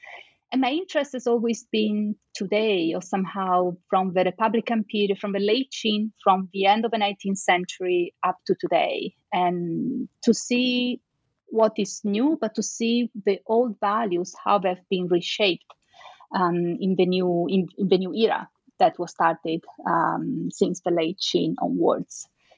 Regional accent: Venice, Veneto, Italy; English is a second language; Well, I am from Venice, so I think, and I can say actually for sure, that since I was a little child, I had all these stories about Marco Polo and the trip to China

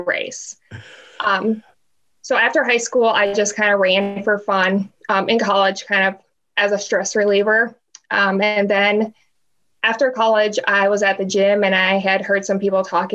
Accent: Dubuque, Iowa, United States; Dubuque, Iowa.

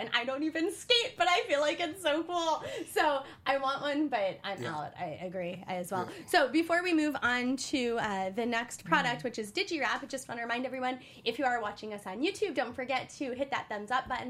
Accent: Alaska, United States; moved away; I grew up in Alaska

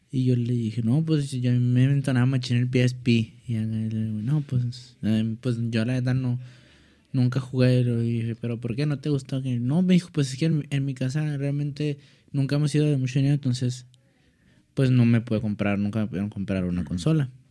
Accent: Ciudad Juárez, Chihuahua, Mexico; me paro mucho el cuello, la neta, de que soy de Juárez

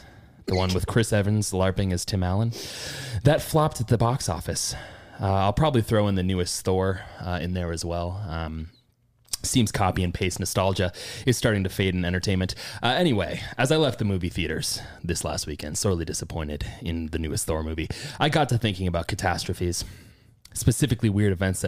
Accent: Ireland; I can make that joke because I'm from Ireland.

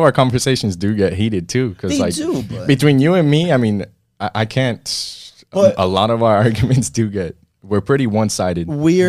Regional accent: Miami, Florida, United States; moved away; Born and raised in Miami. My family moved down here. I mean, both my parents are Cuban.

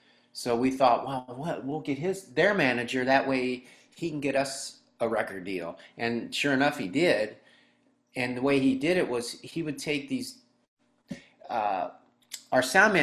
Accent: Frederick, Maryland, United States; also born or lived in Hagerstown, Maryland; I grew up in Frederick. I ended up in Hagerstown later on after after the band formed.

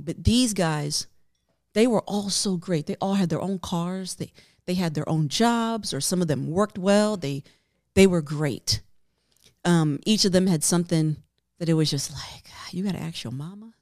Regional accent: New York, United States; I'm from New York

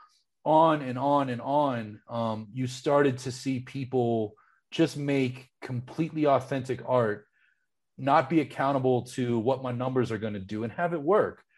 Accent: Pittsburgh, Pennsylvania, United States; I remember growing up in Pittsburgh

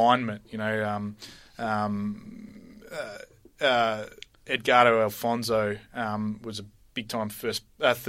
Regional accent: Emerald, Victoria, Australia; I grew up in Emerald in the Dandenongs.

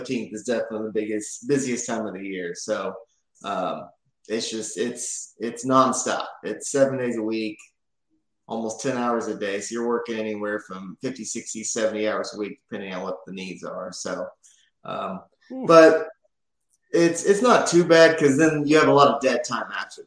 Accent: Oklahoma City, Oklahoma, United States; now in Tulsa, United States; we're both from the Oklahoma City area.

